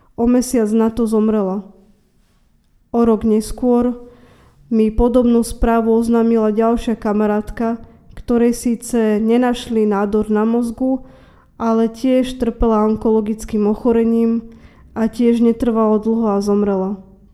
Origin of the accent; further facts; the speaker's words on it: Trnava, Trnava Region, Slovakia; som obyčajná žena z Trnavy